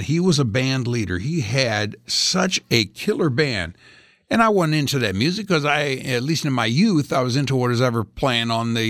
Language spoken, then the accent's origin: English; Indianapolis, Indiana, United States; I grew up in Indianapolis, Indiana